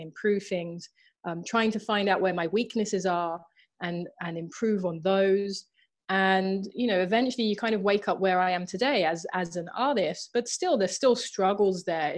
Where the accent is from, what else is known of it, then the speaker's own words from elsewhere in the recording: London, United Kingdom; I'm from Southeast London, I'm from Thamesmead